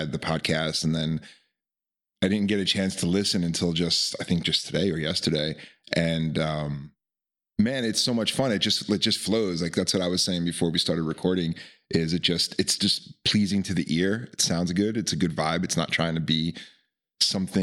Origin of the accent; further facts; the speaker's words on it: Long Island, New York, United States; moved away as an adult; now in Nevada City, United States; I grew up on Long Island